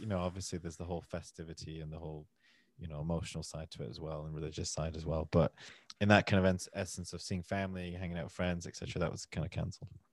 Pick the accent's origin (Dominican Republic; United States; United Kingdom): United Kingdom; Manchester, North West England; accent: northern; now in London, United Kingdom; I'm from, originally from Manchester, which is a city up north in England. Uh, I live in London now.